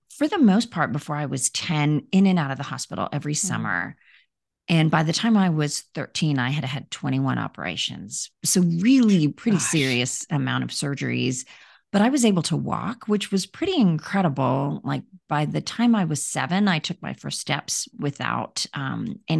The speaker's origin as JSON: {"language": "English", "country": "India", "tie": "born there", "said": "Yeah, so I was born in India. And when I was a few months old, I contracted polio."}